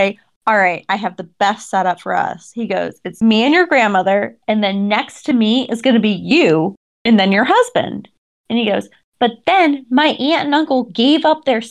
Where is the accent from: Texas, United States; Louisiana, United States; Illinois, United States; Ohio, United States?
Ohio, United States; I'm from Ohio